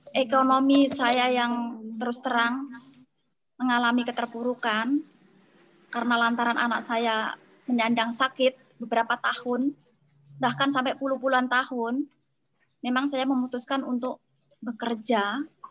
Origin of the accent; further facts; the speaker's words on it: Tulang Bawang, Lampung, Indonesia; daerah asal saya di Tulang Bawang